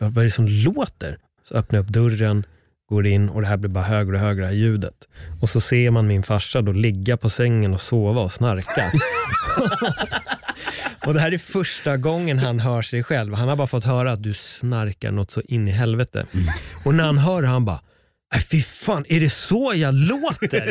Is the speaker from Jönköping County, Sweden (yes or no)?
no; Stockholm, Stockholm County, Sweden; jag är född på SÖS